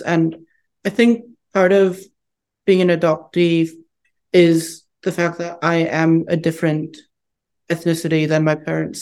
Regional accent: United States; also born or lived in Harbin, China; I was orphaned for about a year and a half before being brought to the United States, where I've lived my whole life up to that point

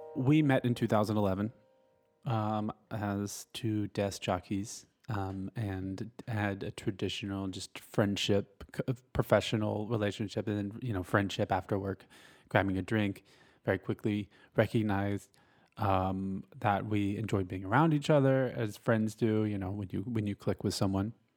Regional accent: Gainesville, Georgia, United States; Born and raised in North Georgia

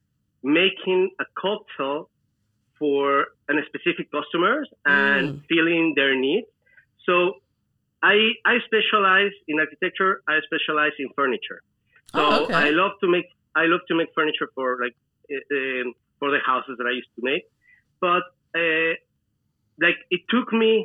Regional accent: Celaya, Guanajuato, Mexico; moved away as an adult; also born or lived in New York; I'm originally from Mexico, from a small town. It's called Celaya in the state of Guanajuato. That is where I grew up. I was raised there.

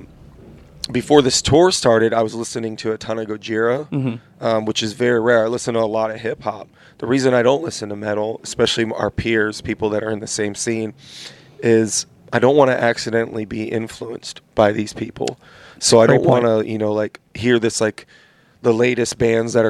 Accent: California, United States; I grew up in California

